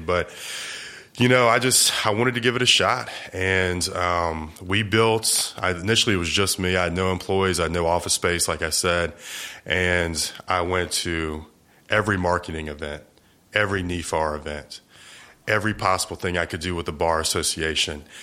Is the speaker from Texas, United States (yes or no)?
no; Eastern Shore of Virginia, United States; moved away as an adult; now in Jacksonville, United States; I was, uh, originally born and raised in Virginia, a small little peninsula called the Eastern Shore of Virginia.